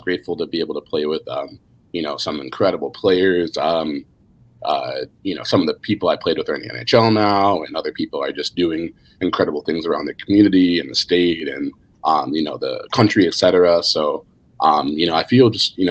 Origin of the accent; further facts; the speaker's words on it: Edina, Minnesota, United States; also born or lived in Washington, D.C.; I was born in Washington, D.C., ended up in Minnesota by adoption, and then started playing hockey there